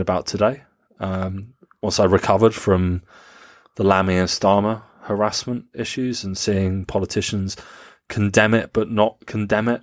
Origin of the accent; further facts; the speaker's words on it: United Kingdom; I was never ashamed to admit to being British